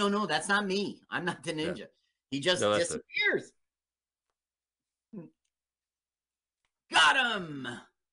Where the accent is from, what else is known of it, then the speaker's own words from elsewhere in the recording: New Jersey, United States; I'm from New Jersey